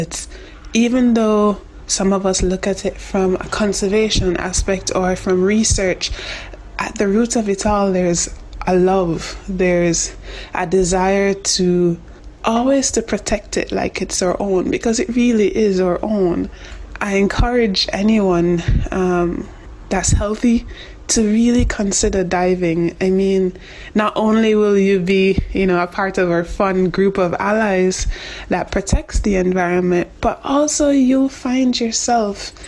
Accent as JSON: {"language": "English", "country": "Jamaica", "said": "I'm from Jamaica."}